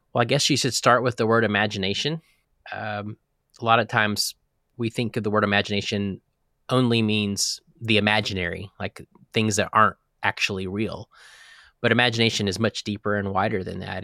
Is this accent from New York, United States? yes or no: no; Texas, United States; I'm a Texan. I was born in Texas into a pastor's family.